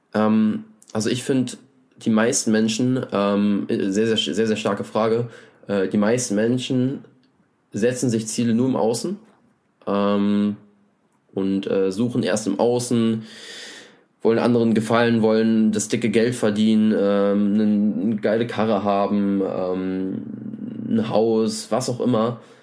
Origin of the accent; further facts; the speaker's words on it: Germany; ich komme aus der Nähe von Berlin